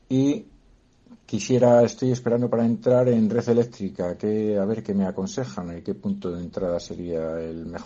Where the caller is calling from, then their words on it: Madrid, Community of Madrid, Spain; Soy … de Madrid y quisiera hacer unas preguntas sobre Nagas